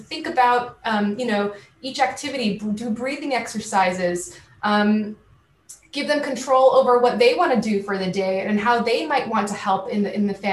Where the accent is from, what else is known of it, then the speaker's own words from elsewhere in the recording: California, United States; moved away as an adult; also born or lived in Syracuse, New York; my hometown, and traveling from California to New York